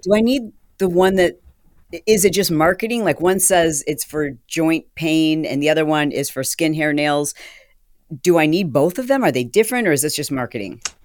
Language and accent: English; Michigan, United States; I'm from Michigan